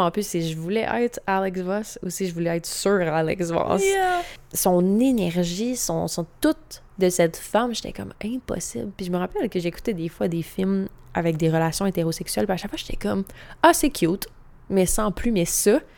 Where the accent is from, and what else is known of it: Quebec, Canada